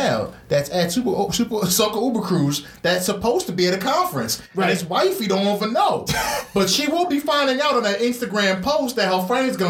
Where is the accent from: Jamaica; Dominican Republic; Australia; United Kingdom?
Jamaica; as a Jamaican